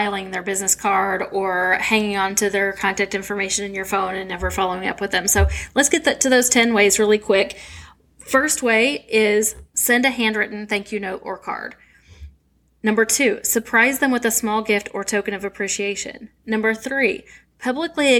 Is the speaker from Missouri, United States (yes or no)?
yes; St. Louis, Missouri, United States; we both were from St. Louis